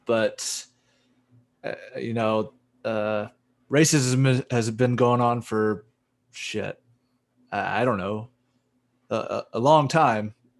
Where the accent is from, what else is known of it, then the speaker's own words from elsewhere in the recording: United States; we're a bunch of mutts in America